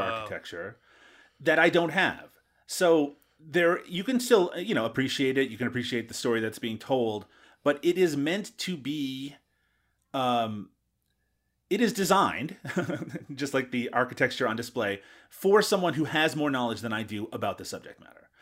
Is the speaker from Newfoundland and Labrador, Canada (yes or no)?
yes; Newfoundland and Labrador, Canada; Where I grew up in Newfoundland